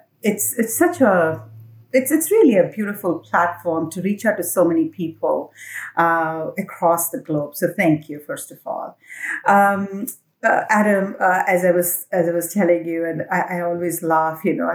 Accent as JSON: {"language": "English", "region": "Assam", "country": "India", "tie": "born or raised there", "said": "I'm from Assam. India. Assam is a state in the northeastern part of India. So I was born there. And my family comes from there. We are, like any other child, born, raised the usual way in an Indian middle class family"}